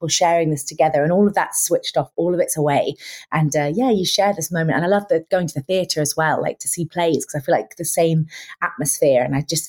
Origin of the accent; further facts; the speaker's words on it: Lincolnshire, East Midlands, United Kingdom; I'm from Lincolnshire.